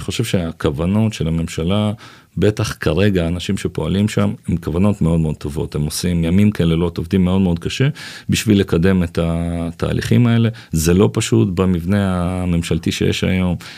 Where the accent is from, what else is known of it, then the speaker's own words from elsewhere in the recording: Jerusalem, Jerusalem District, Israel; also born or lived in Ma'ale Adumim; אני ירושלמי, אני לא יודע אם אתה יודע, במקור גדלתי ברמות